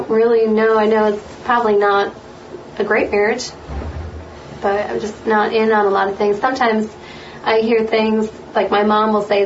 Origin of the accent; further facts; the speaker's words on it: Lafayette, Indiana, United States; I'm actually from Lafayette, born and raised here